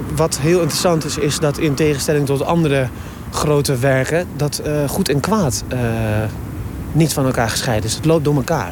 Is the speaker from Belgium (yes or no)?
no; Zutphen, Gelderland, Netherlands; now in Rotterdam, Netherlands; ik kom uit Zutphen, dat is een klein stadje.